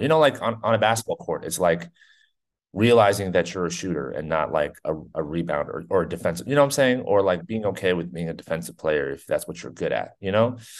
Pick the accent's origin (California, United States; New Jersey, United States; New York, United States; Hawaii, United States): New Jersey, United States; I grew up in New Jersey